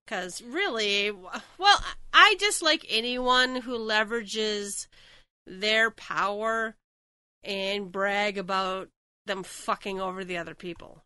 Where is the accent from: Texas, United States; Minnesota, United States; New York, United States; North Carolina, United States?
Minnesota, United States; I'm from Minnesota, so land of ice castles